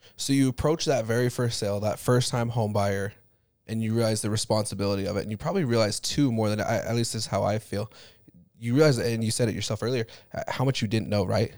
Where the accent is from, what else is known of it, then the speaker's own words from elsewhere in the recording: Utah, United States; I grew up in Utah